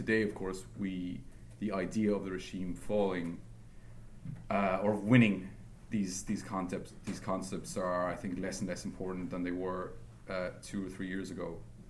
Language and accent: English; Ireland; moved away as an adult; now in Syria; I moved to Syria from Ireland in early 2007.